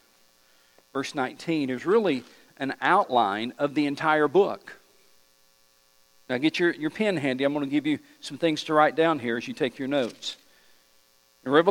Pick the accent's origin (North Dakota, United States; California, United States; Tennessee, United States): Tennessee, United States; East; I'm just from East Tennessee